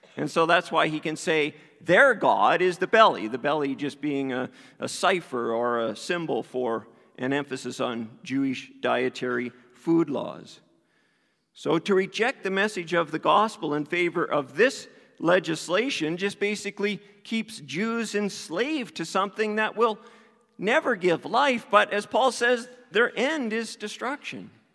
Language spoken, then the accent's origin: English; East Coast, Canada; I grew up in the East Coast